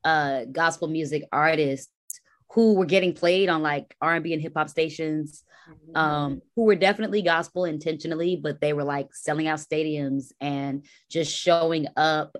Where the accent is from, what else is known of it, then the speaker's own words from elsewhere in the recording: Dallas, Texas, United States; moved away as an adult; also born or lived in Queens, New York / Hampton, Virginia / New York City; now in Brooklyn, United States; I spent my adolescence in the South. My family moved to Texas when I was very young. So shout out to Dallas. That's where I'm from